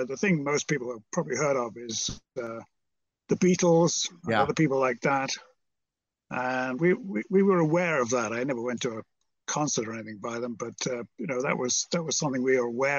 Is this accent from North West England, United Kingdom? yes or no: yes; Merseyside, North West England, United Kingdom; But I was brought up on Merseyside, which you may have heard of, opposite Liverpool, which you've probably heard of.